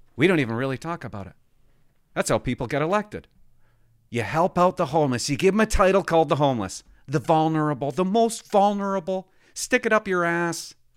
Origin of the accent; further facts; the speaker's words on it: Port Alberni, British Columbia, Canada; I grew up in Port Alberti